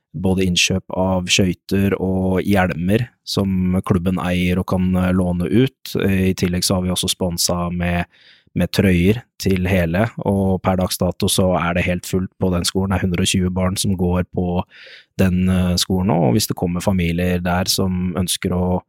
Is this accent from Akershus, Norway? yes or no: yes; Lørenskog, Akershus, Norway; Jeg kommer jo fra Lørenskog, bor i Lørenskog